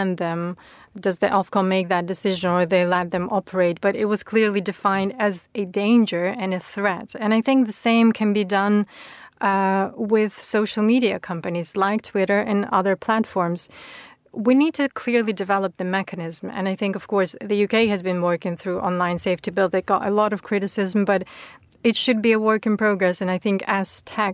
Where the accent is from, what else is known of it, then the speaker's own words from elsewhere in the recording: Ukraine; moved away as an adult; now in London, United Kingdom; this country that I call my home now is actually standing with my home country